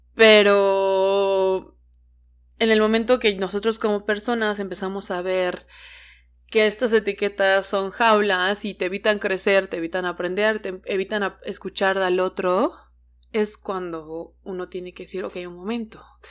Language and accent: Spanish; Hidalgo, Mexico; also born or lived in Veracruz; now in Mexico City, Mexico; mi familia es de Veracruz, pero yo crecí en Hidalgo y ahora vivo en la Ciudad de México